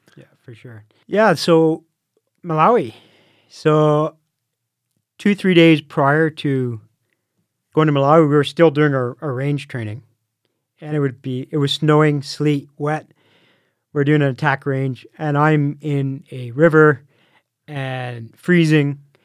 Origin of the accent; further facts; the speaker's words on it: Canada; I'm from Canada